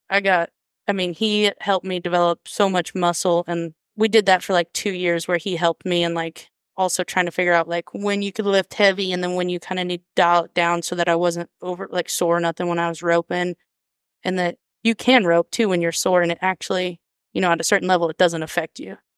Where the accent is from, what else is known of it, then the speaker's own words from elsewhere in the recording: Woodward, Oklahoma, United States; also born or lived in Harmon, Oklahoma; now in Alva, United States; I grew up Northwestern, Oklahoma. We never left there, um, from Harmon